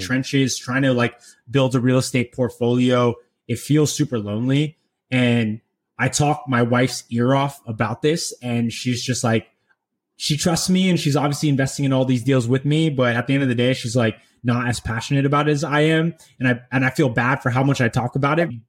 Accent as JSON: {"language": "English", "area": "San Francisco Bay Area", "region": "California", "country": "United States", "tie": "born or raised there", "said": "I'm born and raised in the San Francisco Bay Area"}